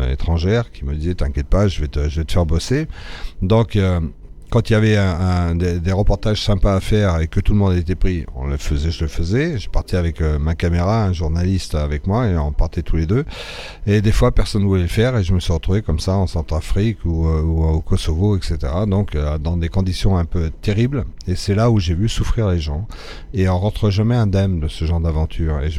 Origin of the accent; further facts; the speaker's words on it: Morocco; dans mes premières années au Maroc, mon père était dans, la France libre, il était démobilisé au Maroc, et il s'est dit, ah, c'est chouette, il fait chaud ici